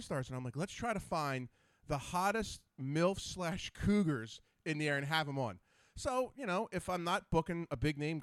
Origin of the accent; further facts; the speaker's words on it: New Jersey, United States; I'm from Jersey.